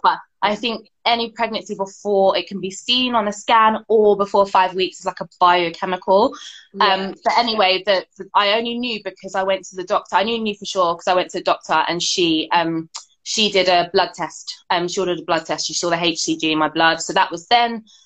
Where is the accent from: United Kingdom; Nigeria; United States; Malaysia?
United Kingdom; My mum was born here. Mm-hmm. Um, I was born here